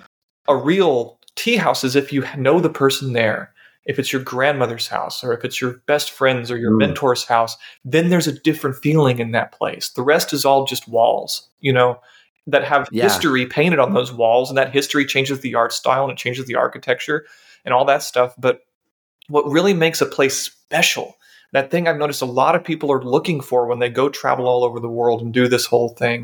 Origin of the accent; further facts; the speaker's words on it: United States; as an American